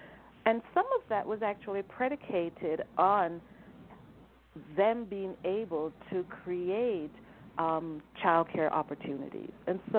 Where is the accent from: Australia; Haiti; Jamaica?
Jamaica; also born or lived in New Hampshire, United States; now in United States; I mean, I'm not an American by birth. I was naturalized. I came here from Jamaica originally.